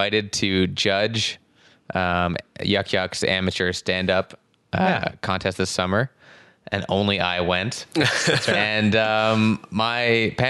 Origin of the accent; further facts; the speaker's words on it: Ottawa, Ontario, Canada; I'm from Bell's Corners.